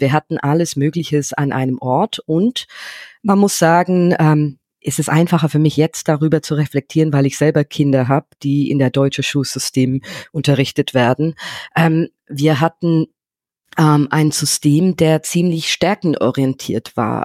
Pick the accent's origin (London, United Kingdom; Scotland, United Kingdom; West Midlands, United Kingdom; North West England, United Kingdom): London, United Kingdom; German is a second language; moved away as an adult; now in Germany; ich bin in London aufgewachsen